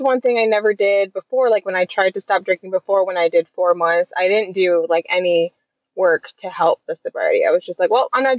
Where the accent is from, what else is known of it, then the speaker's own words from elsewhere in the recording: Michigan, United States; moved away as an adult; now in Alabama, United States; I am from Michigan.